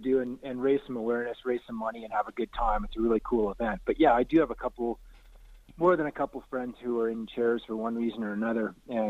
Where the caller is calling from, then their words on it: Canmore, Alberta, Canada; Canmore, Alberta.